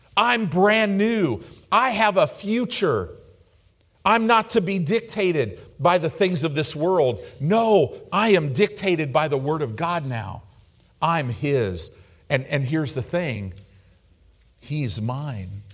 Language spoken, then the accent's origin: English; United States; American Christians